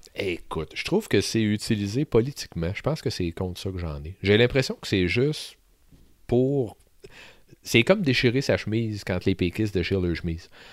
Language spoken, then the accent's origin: French; Sainte-Marie, Quebec, Canada; je suis un gars qui a grandi à Sainte-Marie-de-Beauce.